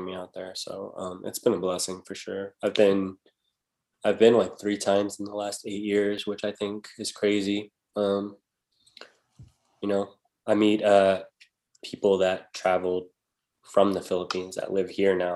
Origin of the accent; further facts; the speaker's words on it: San Antonio, Texas, United States; moved away as an adult; now in Las Vegas, United States; I come from Texas where I, like, in my city, it was mainly Hispanic, then white, then black, like Asian was very small population